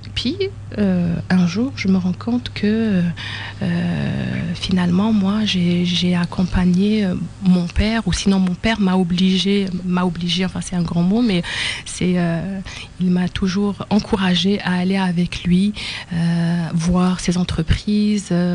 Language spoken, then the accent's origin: French; Algiers, Algiers Province, Algeria; moved away as an adult; also born or lived in France / Amqui, Quebec, Canada; now in Quebec, Canada; je suis née à Alger, la capitale de l'Algérie. Et j'ai fait une partie de mes études en Algérie